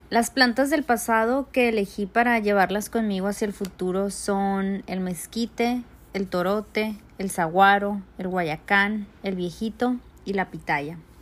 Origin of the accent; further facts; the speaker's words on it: Mexico City, Mexico; mi familia y yo somos de la Ciudad de México